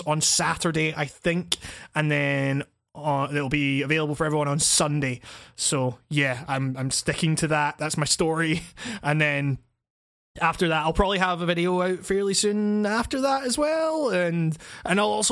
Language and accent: English; Scotland, United Kingdom; Scotland, you know, us filthy jocks, as the English like to call us